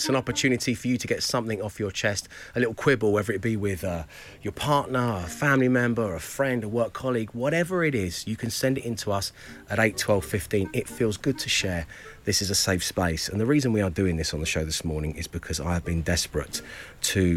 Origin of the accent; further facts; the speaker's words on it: London, United Kingdom; accent: Cockney; I'm a Cockney guy